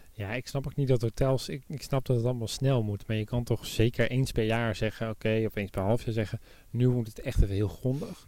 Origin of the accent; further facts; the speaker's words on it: Netherlands; wij als Nederlanders